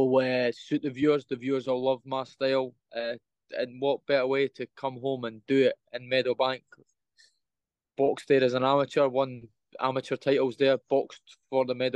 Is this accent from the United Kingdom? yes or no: yes; Edinburgh, Scotland, United Kingdom; Scotland, my hometown in Edinburgh